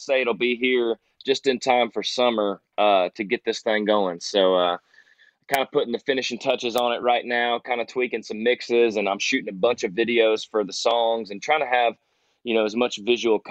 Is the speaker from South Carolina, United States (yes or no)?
no; Ormond Beach, Florida, United States; I grew up on the Tomoka River in Ormond Beach, Volusia County